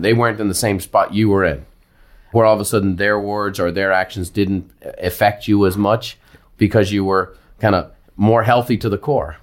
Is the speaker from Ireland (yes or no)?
yes; Ireland; as an Irishman, you know, I grew up in athletic competition.